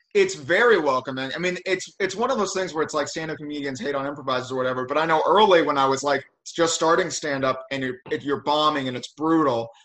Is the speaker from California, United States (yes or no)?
no; St. Louis, Missouri, United States; now in Los Angeles, United States; I'm from like a suburb of St. Louis